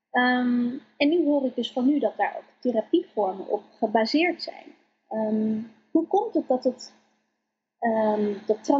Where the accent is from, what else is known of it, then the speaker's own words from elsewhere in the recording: Colombia; now in Netherlands; ik ben ook niet in Nederland geboren. Ik kom uit Colombia, geadopteerd.